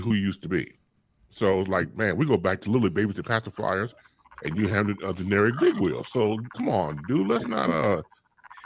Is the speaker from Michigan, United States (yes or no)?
no; Chicago, Illinois, United States; me growing up on Chicago on the South Side